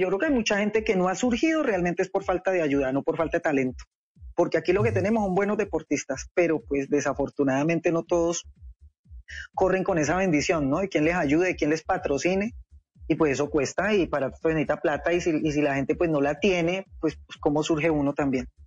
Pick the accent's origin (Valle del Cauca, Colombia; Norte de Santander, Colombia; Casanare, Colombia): Valle del Cauca, Colombia; Cali; ser caleña, porque yo soy caleña.